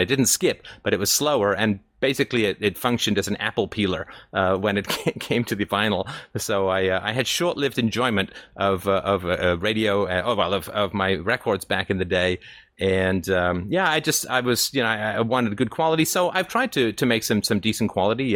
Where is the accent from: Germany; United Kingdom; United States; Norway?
United Kingdom; England; now in Canada; I grew up in England